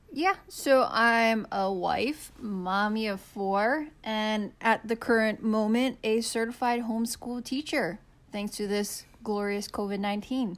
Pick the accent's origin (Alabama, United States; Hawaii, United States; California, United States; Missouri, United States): Hawaii, United States; Kona; moved away; like my husband, I grew up on the Big Island, uh, grew up in Kona.